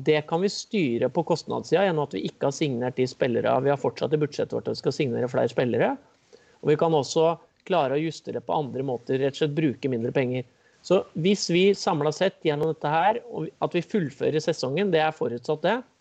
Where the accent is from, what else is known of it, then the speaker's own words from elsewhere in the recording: Kongsvinger, Innlandet, Norway; da jeg vokste opp på Kongsvinger